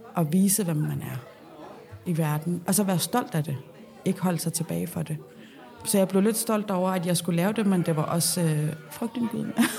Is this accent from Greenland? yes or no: yes; Nuuk, Sermersooq, Greenland; moved away as an adult; also born or lived in Copenhagen, Denmark / Odense, Denmark; now in Rudkøbing, Denmark; jeg er født og opvokset i Nuuk